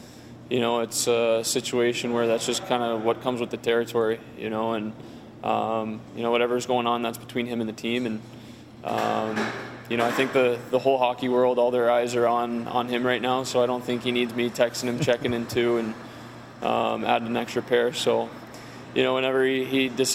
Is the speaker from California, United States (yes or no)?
yes; San Diego, California, United States; moved away; I'm from San Diego